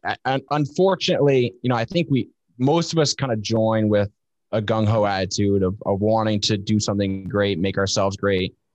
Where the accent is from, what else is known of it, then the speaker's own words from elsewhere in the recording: Vermont, United States; moved away as an adult; I grew up in Vermont, like that state that nobody knows exists up in New England.